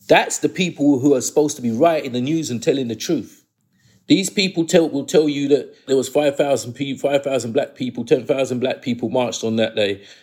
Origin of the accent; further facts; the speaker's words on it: England, United Kingdom; born there; I was born in England. I want this to be taught in the schools.